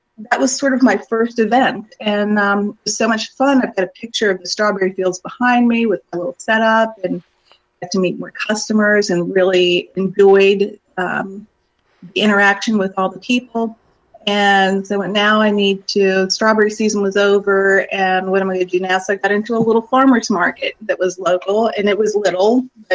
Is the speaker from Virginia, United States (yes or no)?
yes; Shenandoah Valley, Virginia, United States; also born or lived in Gwinnett County, Georgia / Florida; now in Northeast Georgia Mountains, United States; Growing up in the Shenandoah Valley, the house I was raised in was built in the late 1700s.